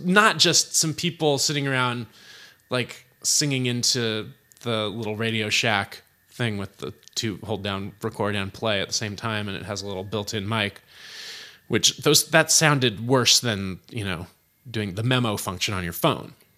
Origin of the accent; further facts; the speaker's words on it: Berkeley, California, United States; also born or lived in San Francisco / Oakland / Albany, California; By the time I started kindergarten, I was in Berkeley, um, and I went to school there until I graduated Berkeley High.